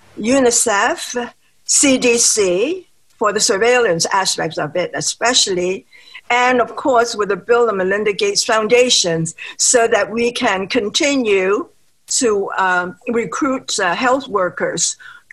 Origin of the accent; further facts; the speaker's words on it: Hong Kong; moved away as an adult; also born or lived in New York City, United States; Hong Kong, where my original hometown is